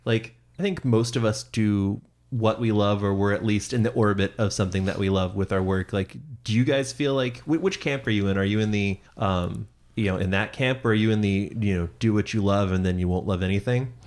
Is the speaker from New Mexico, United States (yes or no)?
no; Seattle, Washington, United States; moved away; I come from Seattle